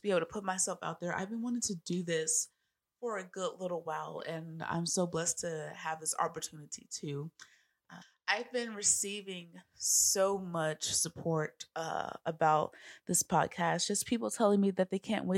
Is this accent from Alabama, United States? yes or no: yes; Alabama, United States; I am from Sweet Home, Alabama.